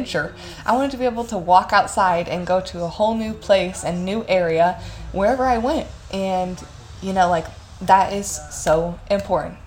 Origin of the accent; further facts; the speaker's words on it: Evansville, Indiana, United States; moved away as an adult; Evansville is nice, and, you know, like, I'm not gonna, like, super hate on my hometown